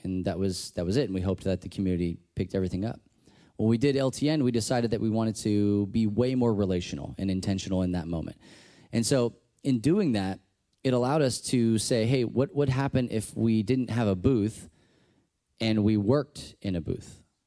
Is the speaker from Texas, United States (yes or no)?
yes; Texas, United States; I'm from Texas